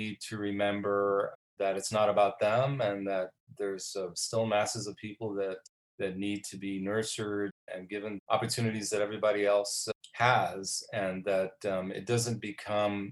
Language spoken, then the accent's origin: English; New York City, New York, United States; I witnessed growing up in the Bronx, you know, the mass exodus of white European ethnics from my neighborhood